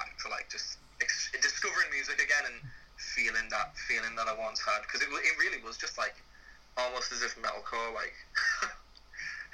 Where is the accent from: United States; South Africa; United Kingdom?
United Kingdom; St Helens, North West England; I'm from St. Helens, which is like 20 minutes outside of Liverpool.